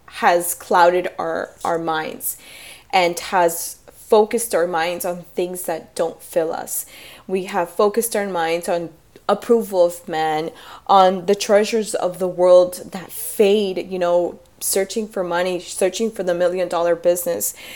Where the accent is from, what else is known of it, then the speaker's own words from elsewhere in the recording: Miami, Florida, United States; I'm from Miami